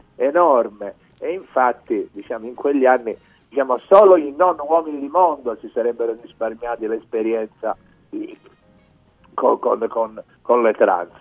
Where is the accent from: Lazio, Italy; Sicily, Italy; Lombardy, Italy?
Sicily, Italy; first language Sicilian; Italian is a second language; io da siciliano penso in dialetto